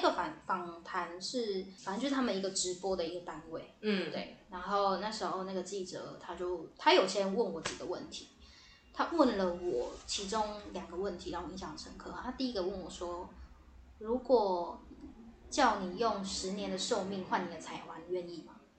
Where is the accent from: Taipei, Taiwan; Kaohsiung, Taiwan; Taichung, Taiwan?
Taipei, Taiwan; 对，台北人